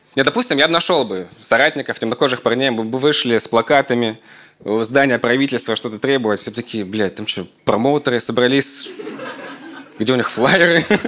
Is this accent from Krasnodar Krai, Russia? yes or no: yes; Krasnodar, Krasnodar Krai, Russia; у меня все детство прошло в Краснодаре